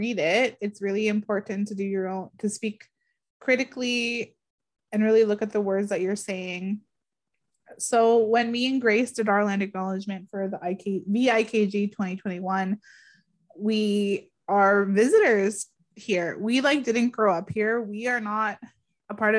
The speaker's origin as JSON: {"language": "English", "area": "Garden River First Nation", "region": "Ontario", "country": "Canada", "tie": "born or raised there", "said": "I'm from Garden River First Nation, the Bawating region."}